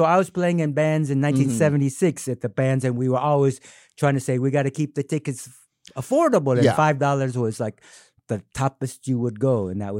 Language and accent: English; San Diego, California, United States; And I am from San Diego, California, so it's my hometown, so I'll be home for Christmas